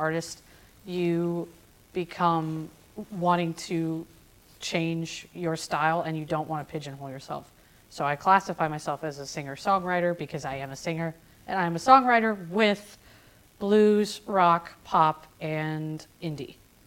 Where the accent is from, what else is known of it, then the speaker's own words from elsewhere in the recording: Ohio, United States; moved away as an adult; also born or lived in Orlando, Florida; now in Nashville, United States; I wasn't around music in my hometown in Ohio.